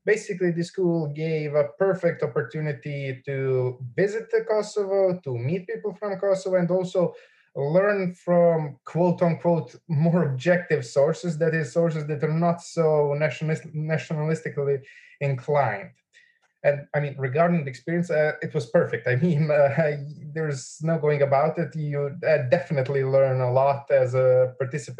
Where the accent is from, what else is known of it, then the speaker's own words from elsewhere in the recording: Belgrade, Serbia; I'm from Belgrade.